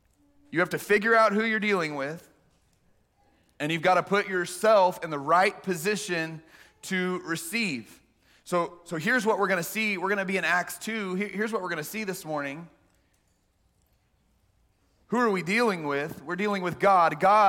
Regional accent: Texas, United States; We grew up in the Central Texas area

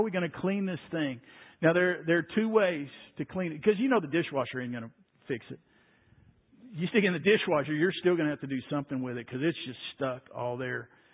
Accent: Waco, Texas, United States; I grew up in Waco

